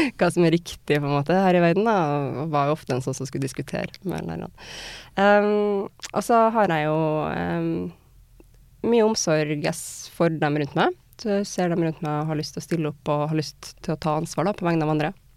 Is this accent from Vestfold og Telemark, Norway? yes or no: no; Trondheim, Trøndelag, Norway; moved away as an adult; also born or lived in Wales / Germany; Trondheim, da, hjembyen min